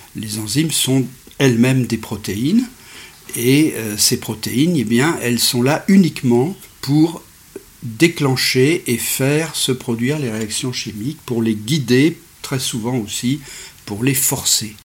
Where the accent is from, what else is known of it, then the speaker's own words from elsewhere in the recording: Bourg-Saint-Maurice, Auvergne-Rhône-Alpes, France; je suis né à Bourg-Saint-Maurice